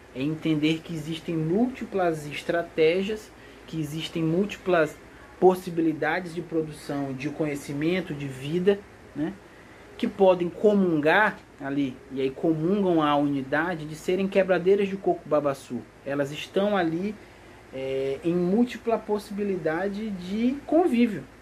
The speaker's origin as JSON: {"language": "Portuguese", "region": "Maranhão", "country": "Brazil", "said": "eu sou originalmente do Maranhão"}